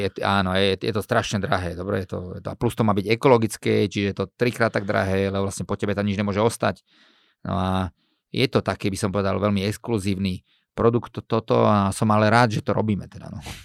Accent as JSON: {"language": "Slovak", "country": "Slovakia"}